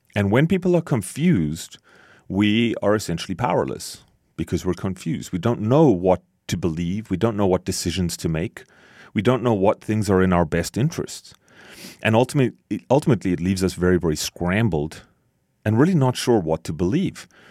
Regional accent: Canada; as a Canadian

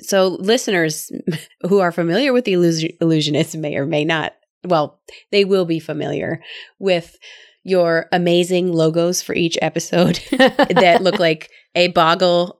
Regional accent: Midwest, United States; I'm from the Midwest. I'm sure people can tell from my accent

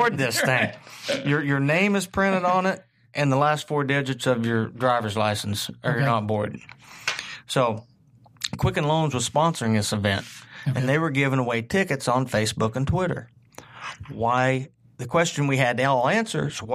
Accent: Southern Indiana, United States; growing up in Southern Indiana, it's in your veins

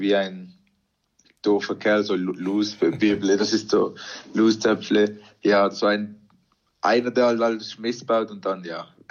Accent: Arisdorf, Basel-Landschaft, Switzerland; wir sind alle in der Schweiz geboren und sind ganz normal in der Schweiz aufgewachsen.

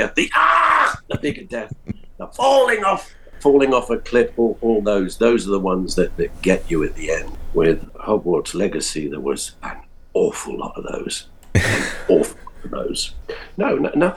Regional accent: United Kingdom; being British

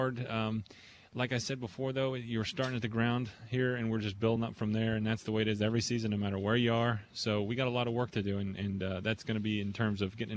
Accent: Buena Vista, Colorado, United States; also born or lived in Boston; now in New York, United States; I'm from a town about 2,500 people right up in the mountains of Colorado

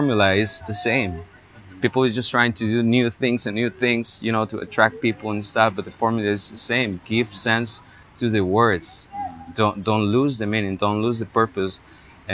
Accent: Heredia, Costa Rica; I went all throughout Heredia, which is my hometown, looking for churches

